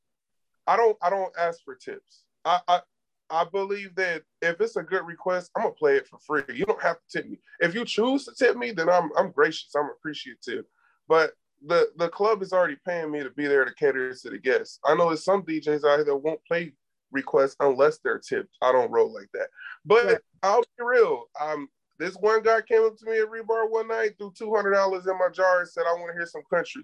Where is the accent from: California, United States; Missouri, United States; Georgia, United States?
Georgia, United States; Atlanta; moved away as an adult; now in San Antonio, United States; I grew up in Atlanta.